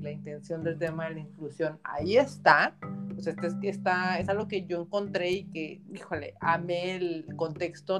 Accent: Baja California, Mexico; baja californiana de nuestra primera, o sea, de la ciudad, de la primera Miss Universo mexicana

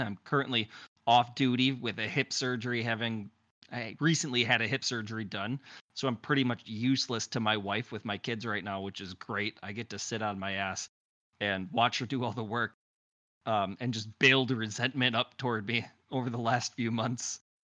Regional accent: Wisconsin, United States; I'm from Wisconsin

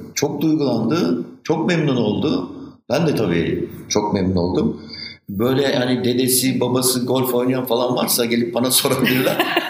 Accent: Istanbul, Turkey; Maslak kim özlemez? Benim bütün çocukluğum orada geçti.

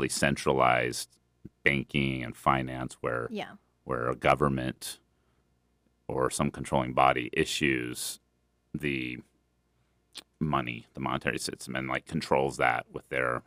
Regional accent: United States; But luckily we grew up in here in America where I believe our money has done pretty well globally.

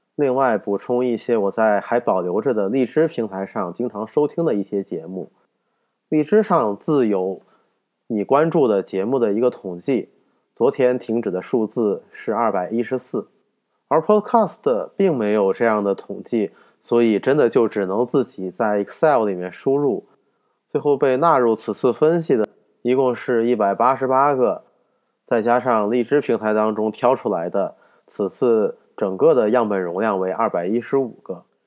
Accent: northern China, China; 我作为一个北方人，一个没有什么方言基础的人

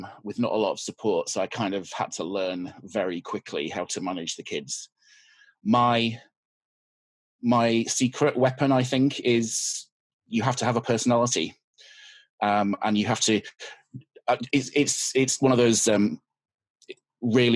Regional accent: Yorkshire and the Humber, United Kingdom; now in London, United Kingdom; I am from the UK. I live in London. I'm originally from Yorkshire, which is a county in the north of London, north of England.

